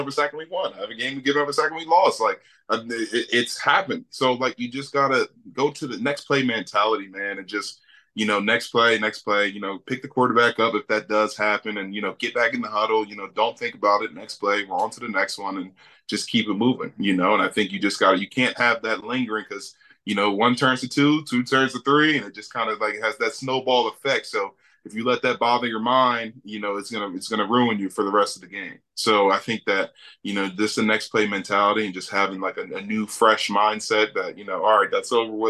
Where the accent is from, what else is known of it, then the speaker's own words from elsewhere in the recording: Philadelphia, Pennsylvania, United States; moved away; I'm from Philadelphia originally, grew up a huge Eagles fan